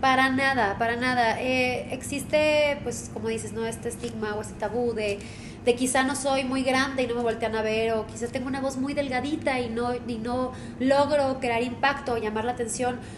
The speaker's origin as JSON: {"language": "Spanish", "town": "Monterrey", "region": "Nuevo León", "country": "Mexico", "tie": "born or raised there", "said": "soy originaria de Monterrey."}